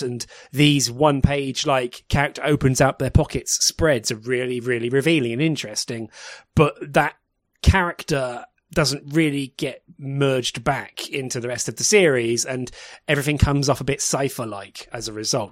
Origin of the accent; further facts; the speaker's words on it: United Kingdom; as a British person